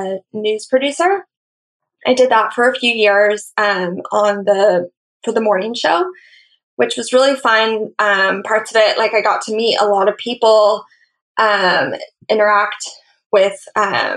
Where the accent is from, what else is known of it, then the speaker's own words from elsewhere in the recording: Central Valley, California, United States; moved away as an adult; also born or lived in Hawaii; I am originally from California. I grew up in the Central Valley and moved to Hawaii to go to college.